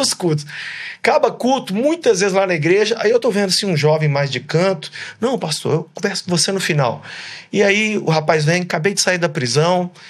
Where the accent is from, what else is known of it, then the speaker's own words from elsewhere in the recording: Brazil; moved away as an adult; now in United States; lá do meu país